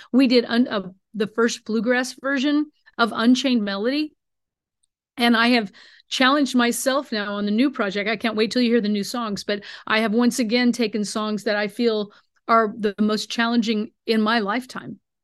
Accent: Greentop, Missouri, United States; up in northern Missouri by my hometown of Greentop.

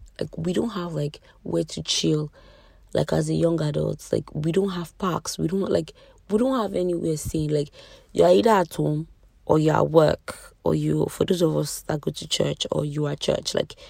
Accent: Nigeria; being Nigerian, living in Nigeria, is an extreme sport.

